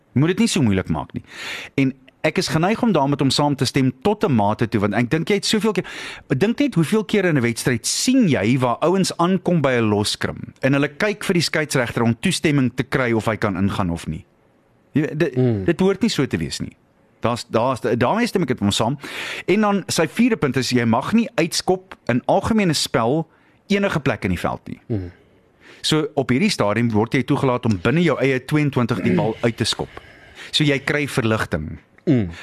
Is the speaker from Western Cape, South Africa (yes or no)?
no; Springs, Gauteng, South Africa; moved away; ek kom af van Springs af